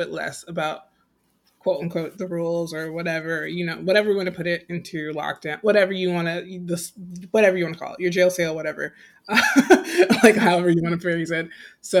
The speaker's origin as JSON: {"language": "English", "country": "United States"}